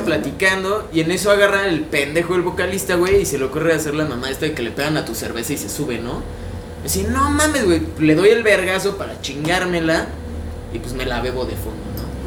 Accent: Mexico; yo soy de Cuapa, toda mi vida estoy en Cuapa, soy súper cuapeño

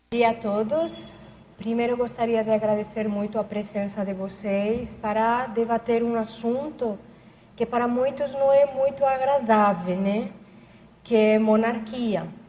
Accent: Barcelona, Catalonia, Spain; Portuguese is a second language; moved away as an adult; now in Foz do Iguaçu, Brazil; comecei em Barcelona, que é a minha, a minha terra, onde eu nasci, na Catalunha, na Espanha

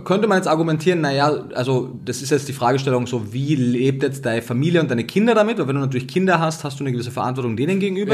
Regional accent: Austria; Ich komme aus Österreich

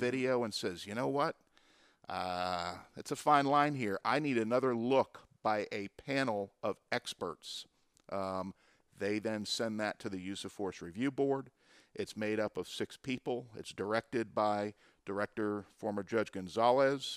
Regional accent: Pompano Beach, Florida, United States; the city of Pompano Beach, which is my hometown where I grew up

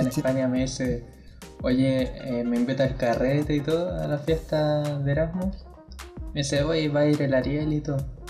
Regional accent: Valparaíso, Chile; no vivo en Valparaíso, vivo en Vía Alemana, pero de la región de Valparaíso

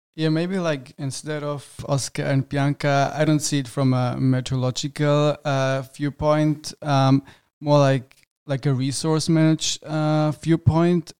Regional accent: Germany; moved away as an adult; now in Vienna, Austria; I'm from Germany

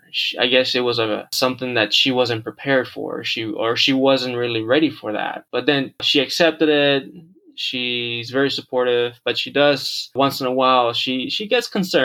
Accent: Houston, Texas, United States; moved away as an adult; also born or lived in Monterrey, Mexico; now in Los Angeles, United States; I was born in Monterrey, Mexico, raised in Houston, Texas for 25 years. And then I moved out to the greater area of LA about 3 years ago

